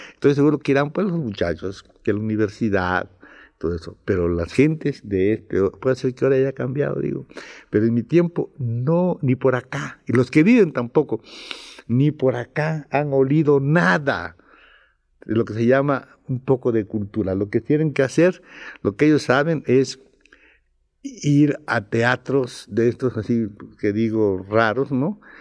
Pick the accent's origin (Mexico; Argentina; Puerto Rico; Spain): Mexico; Campeche; also born or lived in Ciudad del Carmen, Mexico; mi pueblo en Campeche, en Ciudad del Carmen, porque mucha gente a mí me confunde con como carmelita